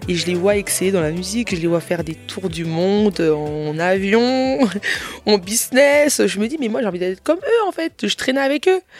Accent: DR Congo; Mais euh, après, moi, je suis congolaise. La musique congolaise est très réputée dans le monde entier

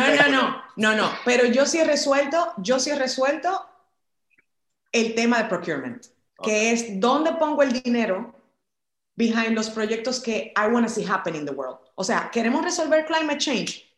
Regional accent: Dominican Republic; en este país, en mi país, en República Dominicana

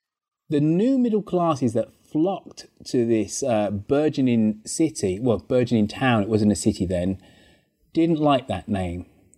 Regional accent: Birmingham, West Midlands, United Kingdom; accent: Brummie; my hometown of Birmingham.

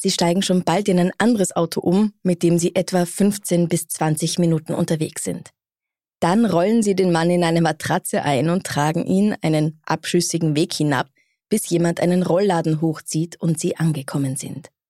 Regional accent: Bad Gastein, Salzburg, Austria; Ich komme aus Gastein.

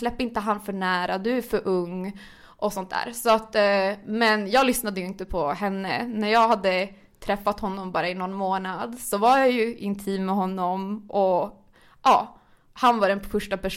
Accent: Gällivare, Norrbotten County, Sweden; now in Stockholm, Sweden; alltså jag är född och uppvuxen i Norrland, i Gällivare, men man hörde typ inte på min dialekt något mer efter tre år i Stockholm

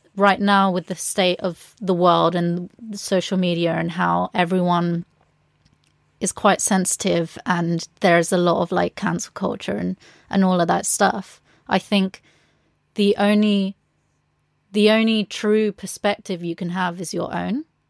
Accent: England, United Kingdom; being a Latina growing up in England

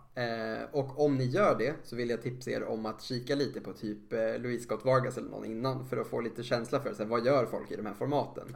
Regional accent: Sweden; som svensk och känner att nu är det vårat arv

